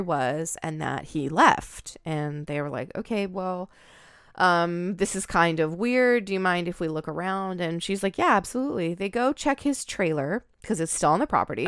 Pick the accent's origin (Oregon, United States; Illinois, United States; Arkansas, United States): Oregon, United States; I'm from Oregon